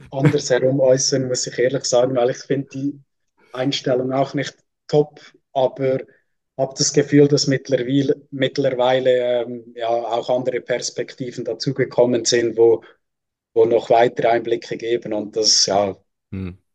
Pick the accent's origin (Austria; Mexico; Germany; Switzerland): Switzerland; darf ich mich als Schweizer nicht anschließen.